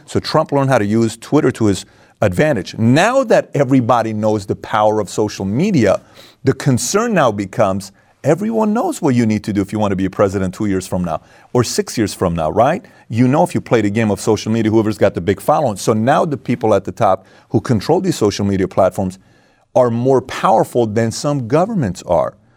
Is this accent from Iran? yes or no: yes; Iran; moved away; also born or lived in Germany; I come from Iran